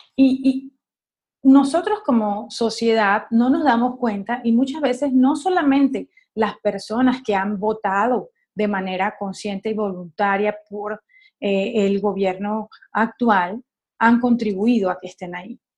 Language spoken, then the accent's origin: Spanish; Caracas, Capital District, Venezuela; yo soy caraqueña